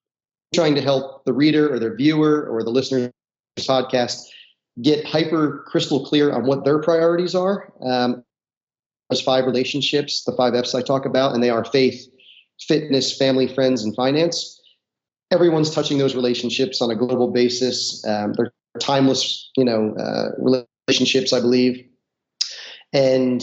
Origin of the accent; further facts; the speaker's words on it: North New Jersey, United States; I grew up in North New Jersey, about a half hour outside of Manhattan.